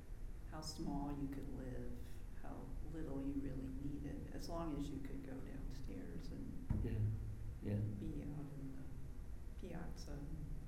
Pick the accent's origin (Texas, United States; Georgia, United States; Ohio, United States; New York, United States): Texas, United States; Port Lavaca; moved away; That ended in my hometown, so I was very familiar with it.